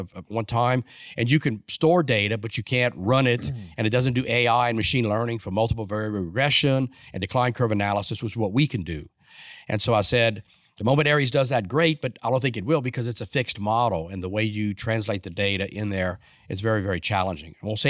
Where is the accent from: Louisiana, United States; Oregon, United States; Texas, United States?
Louisiana, United States; I graduated from the University of Louisiana in Lafayette. I'm Cajun born, South Louisiana.